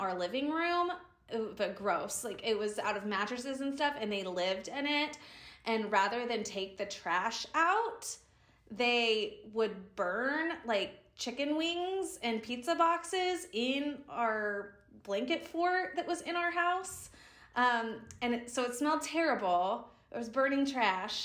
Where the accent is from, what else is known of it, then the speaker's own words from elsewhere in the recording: Sarasota, Florida, United States; moved away as an adult; now in Dallas, United States; Sarasota, my hometown, because it's on the beach.